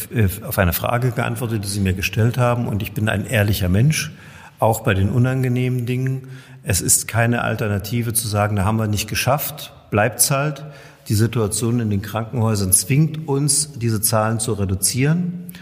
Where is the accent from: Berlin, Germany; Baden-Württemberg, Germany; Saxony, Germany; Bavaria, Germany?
Saxony, Germany; Görlitz; bei uns in Görlitz